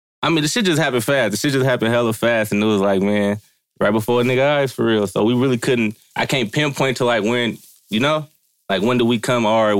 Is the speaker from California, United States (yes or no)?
yes; Vallejo, California, United States; I'm from the Crest.